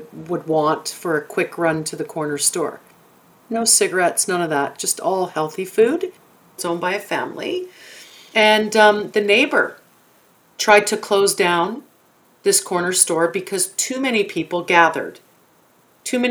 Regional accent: Toronto, Ontario, Canada; I grew up in Toronto in the projects called Jamestown.

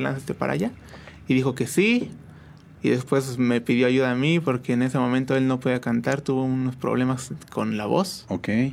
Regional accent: San Juan del Río, Querétaro, Mexico; Yo soy aquí de San Juan del Río completamente

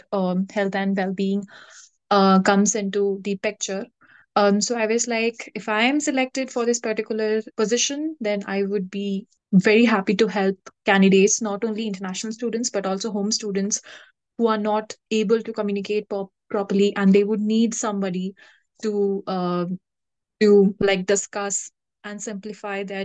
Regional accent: India; moved away as an adult; being an Indian myself

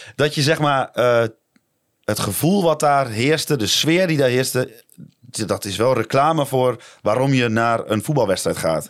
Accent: Dalfsen, Overijssel, Netherlands; moved away; ik kom uit Dalfsen, dat ik dan nu zeg, nou, dan ga ik wel weer in Dalfsen wonen

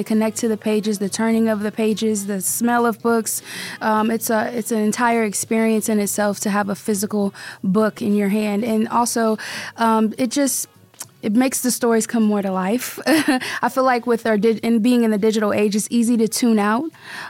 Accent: Akron, Ohio, United States; now in Las Vegas, United States; I'm from Ohio, Akron, Ohio, originally.

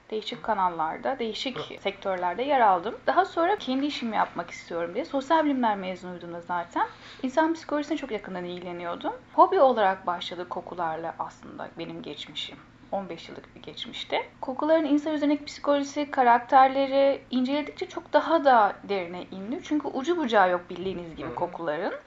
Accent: Bulgaria; 1978 Bulgaristan doğumluyum.

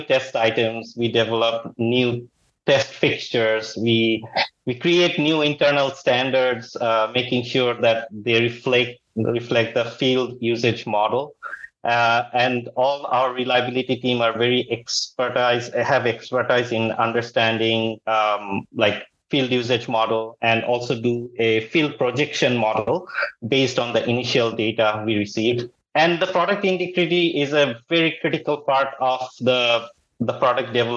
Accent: Bangladesh; moved away as an adult; also born or lived in Texas, United States / Silicon Valley, United States; now in United States; Originally, I'm from Bangladesh, but like last almost 19 years, I'm in the United States.

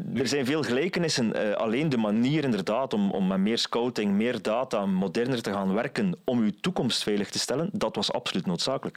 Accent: West Flanders, Belgium; ik als West-Vlaming

